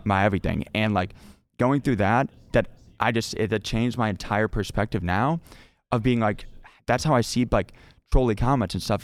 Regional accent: North Carolina, United States; also born or lived in Cleveland, Ohio; moved from Ohio in second grade to North Carolina, um, and then stayed there since then

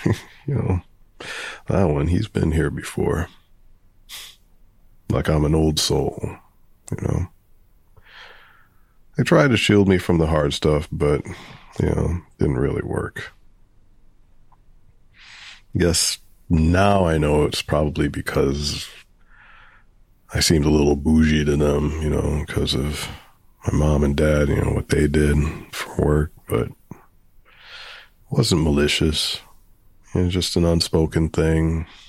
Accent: Providence, Rhode Island, United States; Well, I grew up in Providence on the Cranston line, close to Roger Williams Park.

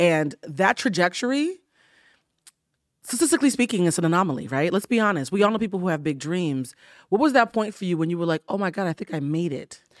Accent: Boston, Massachusetts, United States; I'm from Boston

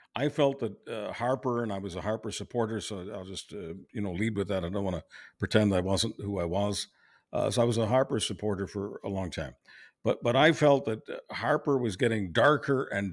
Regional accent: Canada; as a Canadian

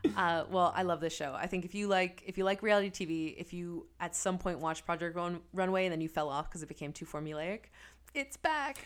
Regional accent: Philadelphia, Pennsylvania, United States; I grew up in Philadelphia, went to Creative and Performing Arts High School

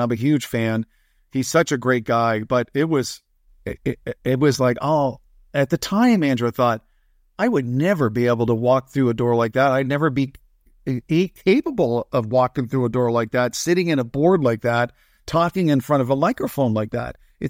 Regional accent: Verdun, Grand Est, France; born there; also born or lived in Lahr, Germany; So I was born in France, and we lived in France for about a year and a bit. And then my father got transferred to Lahr, Germany.

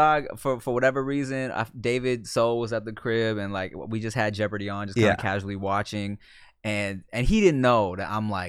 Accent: Thailand; like when Thai people find out that I'm Thai, they're like mind blown because everyone kind of thinks I'm Filipino.

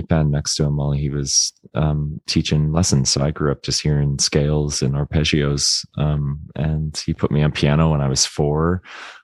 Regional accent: Florida, United States; moved away as an adult; I grew up in Florida

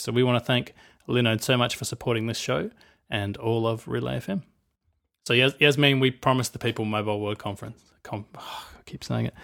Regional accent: Australia; I'm Australian.

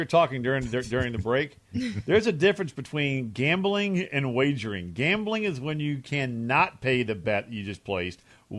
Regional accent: Folsom, Louisiana, United States; My brother coaches for Carolina, and I'm from Folsom, Louisiana.

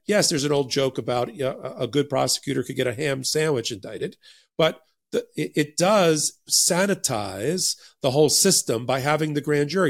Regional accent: United States; I grew up in New Jersey and New York during the exact same periods

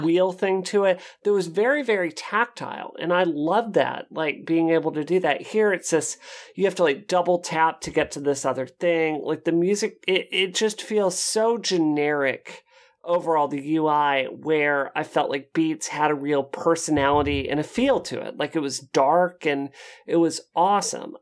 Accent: Mississippi, United States; I grew up in Mississippi where everyone's into country music

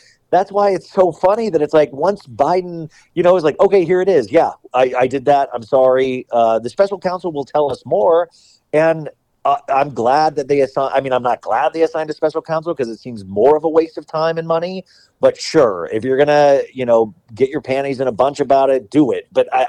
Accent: Bakersfield, California, United States; I'm from Bakersfield, which I was like, what is going on in Bakersfield, California, that this guy got elected in the first place?

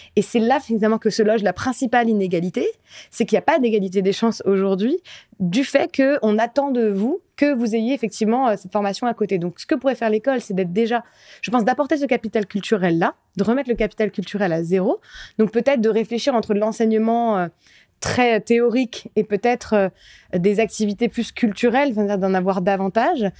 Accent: France; je suis quand même la première génération à être née en France, mes parents sont pas nés en France

